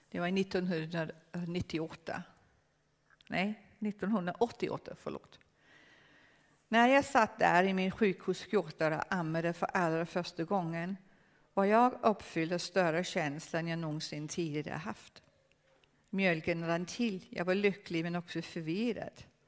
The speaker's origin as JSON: {"language": "Swedish", "country": "Denmark", "second_language": "Swedish", "said": "Jag är dansk. Jag är dansk."}